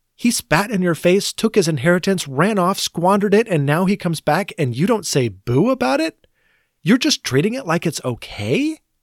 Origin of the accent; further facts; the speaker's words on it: United States; we as an American Christian church